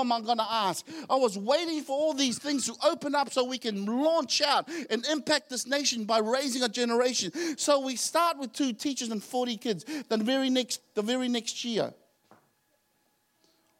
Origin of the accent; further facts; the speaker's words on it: Auckland, New Zealand; moved away as an adult; also born or lived in Tonga; I didn't grow up in Tonga. I grew up in Auckland.